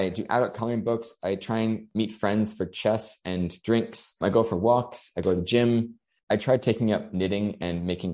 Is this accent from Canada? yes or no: yes; Canada; moved away as an adult; also born or lived in Hong Kong; now in Australia; I'm from Canada, and so I'm living in Australia.